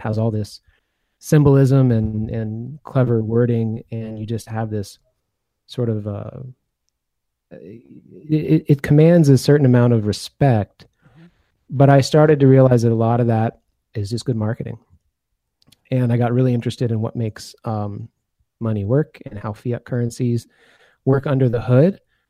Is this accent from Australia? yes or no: no; Belgium; also born or lived in United States; I was born in the U.S., but I grew up in Belgium.